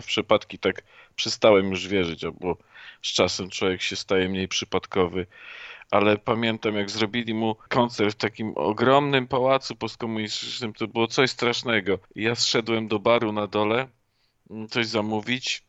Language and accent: Polish; Poland; ja jestem też Polakiem, no ja nie jestem Austriakiem